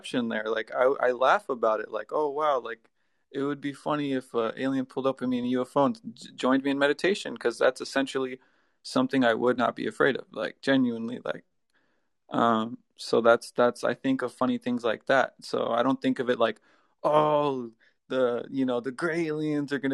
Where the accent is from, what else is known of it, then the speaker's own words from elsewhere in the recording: Southern California, United States; now in Virginia, United States; I'm from California.